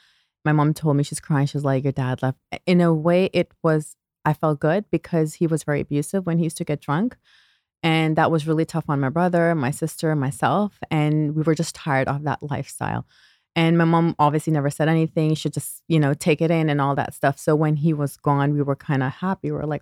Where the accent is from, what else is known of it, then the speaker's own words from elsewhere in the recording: Toronto, Ontario, Canada; also born or lived in Pakistan; Okay, so I was born in Toronto, Canada. But when I was 6 years old, I moved back to Pakistan. And I came back when I was, I believe, 13 years old.